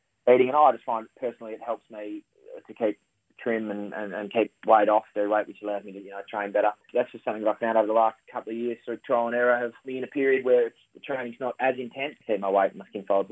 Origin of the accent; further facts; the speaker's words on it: Victoria, Australia; moved away; I'm from Victoria